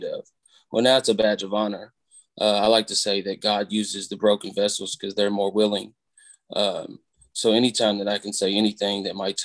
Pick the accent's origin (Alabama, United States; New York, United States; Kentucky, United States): Kentucky, United States; Louisville; moved away as an adult; now in Lexington, United States; I'm originally from Louisville. I live in Lexington